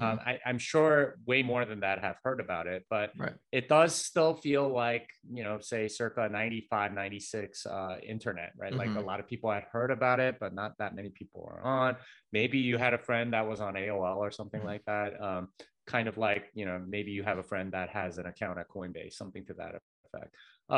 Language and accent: English; South Korea; South Korea.